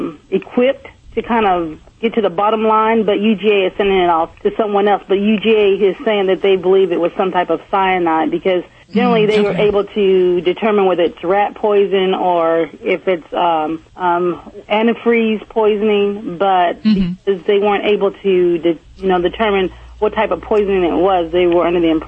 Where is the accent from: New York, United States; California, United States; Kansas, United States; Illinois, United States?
California, United States; But I'm originally from California, so my husband would know more about that.